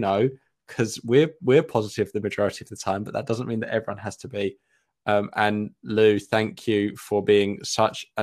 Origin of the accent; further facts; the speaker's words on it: Essex, East of England, United Kingdom; I'm from Essex